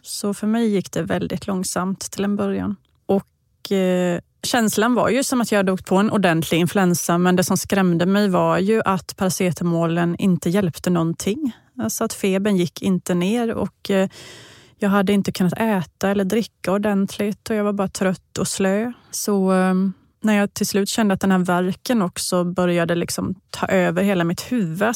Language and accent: Swedish; Vetlanda, Jönköping County, Sweden; hemma i Vetlanda.